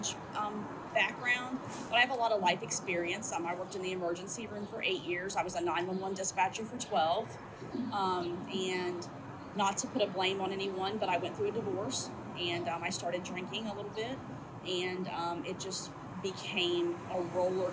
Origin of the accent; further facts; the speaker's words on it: Kentucky, United States; now in Cincinnati, United States; I'm originally from Kentucky